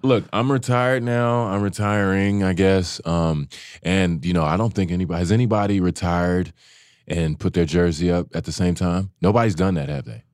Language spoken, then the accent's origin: English; Dallas, Texas, United States; I'm from Dallas